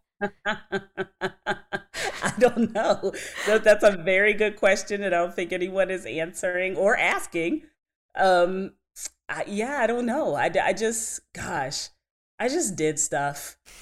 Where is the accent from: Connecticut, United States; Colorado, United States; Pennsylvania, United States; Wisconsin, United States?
Pennsylvania, United States; New Kensington; we're from New Kensington, Pennsylvania, right outside of Pittsburgh